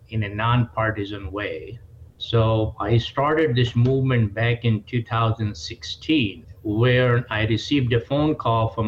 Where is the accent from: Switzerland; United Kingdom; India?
India; moved away as an adult; now in United States; Look, I came from India 40 years ago and I gave up my Indian citizenship 25 years ago based on what this country offers.